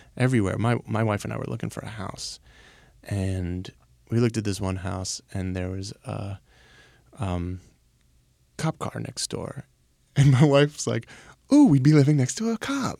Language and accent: English; Baltimore, Maryland, United States; I'm from Baltimore